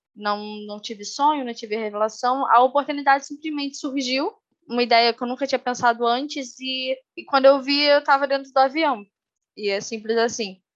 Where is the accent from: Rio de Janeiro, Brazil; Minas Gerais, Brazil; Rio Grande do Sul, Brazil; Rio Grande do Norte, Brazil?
Rio de Janeiro, Brazil; moved away as an adult; also born or lived in Manaus; now in Ponta Grossa, Brazil; eu moro no Paraná atualmente, em Ponta Grossa, mas eu sou carioca, natural do Rio de Janeiro